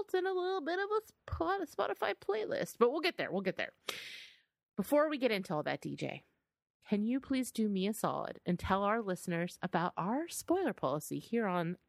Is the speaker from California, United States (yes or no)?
yes; California, United States; And I don't know. I'm from the Bay Area, California.